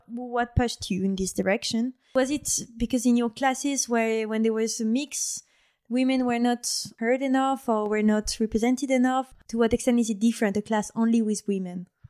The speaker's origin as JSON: {"language": "English", "country": "France", "moved": "yes", "lives_now": "Switzerland", "said": "I'm from France"}